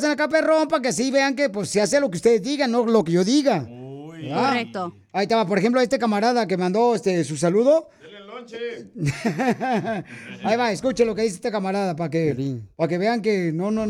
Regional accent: Guatemala; now in Los Angeles, United States; porque aquí venimos a Estados Unidos, de Guatemala a Los Ángeles. ¡A triunfar!

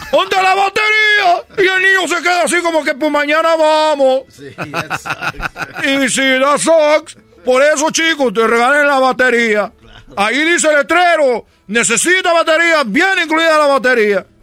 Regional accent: Cuba; soy de Cuba. No comemos nada

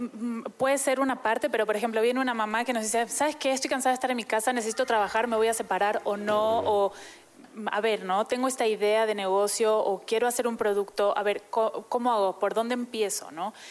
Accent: Argentina; moved away; yo soy argentina, ¿no? Hace muchos años vivo aquí, entonces ya soy adoptada

